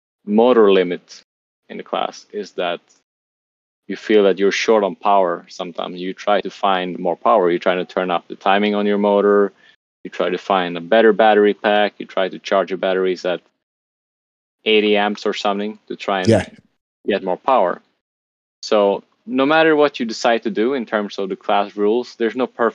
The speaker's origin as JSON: {"language": "English", "country": "Sweden", "moved": "yes", "lives_now": "Lisbon, Portugal", "said": "I have the Swedish Carpet Nationals in my home country in Sweden"}